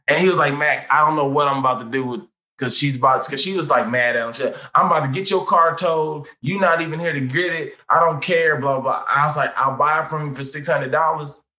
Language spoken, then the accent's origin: English; St. Louis, Missouri, United States; now in Los Angeles, United States; I went to Hazelwood Central